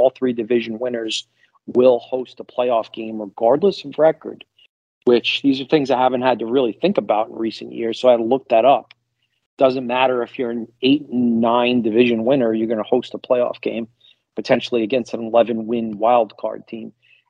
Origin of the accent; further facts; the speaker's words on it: New York, United States; now in Florida, United States; I'm more of an East Coast guy. I don't know. I grew up in New York